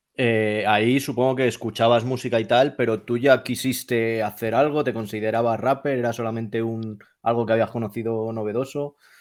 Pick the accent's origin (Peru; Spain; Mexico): Spain; Madrid, Community of Madrid; yo soy de Madrid